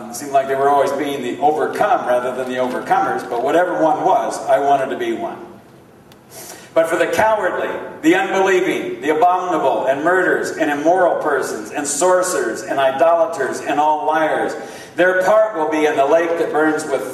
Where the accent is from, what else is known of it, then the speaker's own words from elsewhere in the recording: California, United States; moved away; also born or lived in Miami / Atlanta; I was born and raised in California